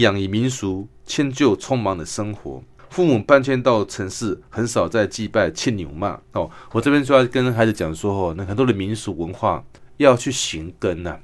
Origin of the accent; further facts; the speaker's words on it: Kinmen, Fujian Province, Taiwan; 我小时候在住在金门